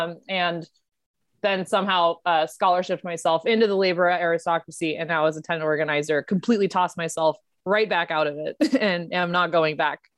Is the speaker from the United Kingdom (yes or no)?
no; India; I'm Indian, so there's obviously some like, you know, there's Asian American immigrants